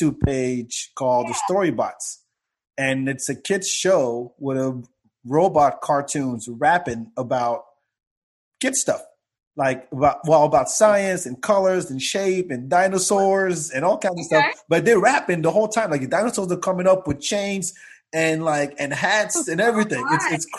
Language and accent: English; France; also born or lived in Africa; now in United States; I grew up in France